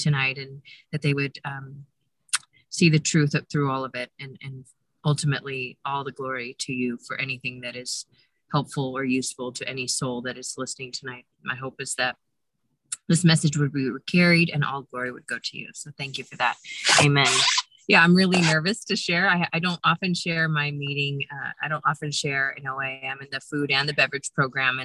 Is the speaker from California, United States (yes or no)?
yes; Modesto, California, United States; I'm from Modesto, California, but I'm currently in Lake Tahoe, California, sitting in my car